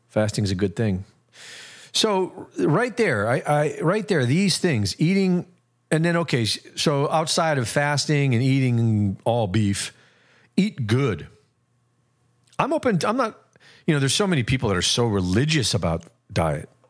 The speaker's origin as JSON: {"language": "English", "town": "Cleveland", "region": "Ohio", "country": "United States", "tie": "born or raised there", "said": "I grew up in Cleveland"}